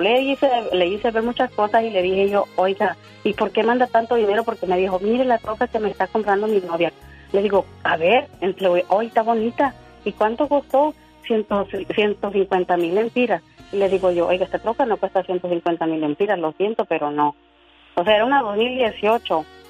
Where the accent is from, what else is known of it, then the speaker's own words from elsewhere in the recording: Honduras; now in Tulsa, United States; Nosotros somos de Honduras